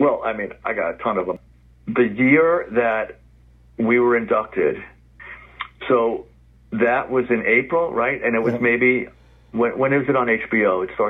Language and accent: English; New York, United States; Like I said, I grew up in the Bronx. Our kitchen window overlooked the stadium. We were at the top of the hill.